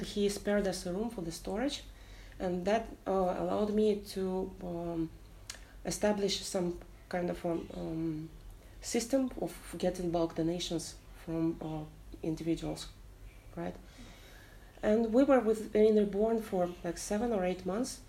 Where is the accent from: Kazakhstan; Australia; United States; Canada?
Kazakhstan; moved away as an adult; also born or lived in Vietnam; now in Ho Chi Minh City, Vietnam; I'm from Kazakhstan. I'm uh, a long term expat in Vietnam. It's been almost six years.